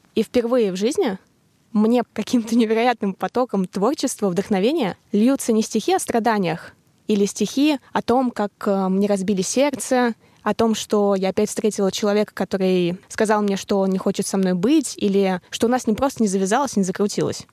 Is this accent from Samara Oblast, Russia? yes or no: yes; Tolyatti, Samara Oblast, Russia; moved away; побыть в Тольятти, побыть со своей семьей в родных краях